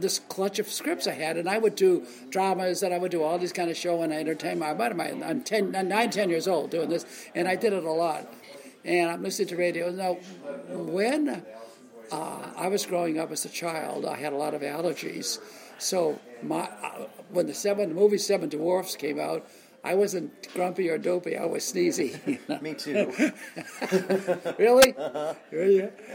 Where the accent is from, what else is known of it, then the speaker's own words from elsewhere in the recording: Boston, Massachusetts, United States; I'm growing up in Boston, and I see these films as a kid